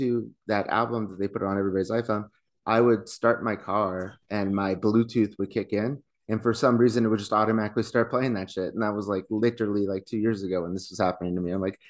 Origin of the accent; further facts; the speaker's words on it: Ireland; and I'm Irish.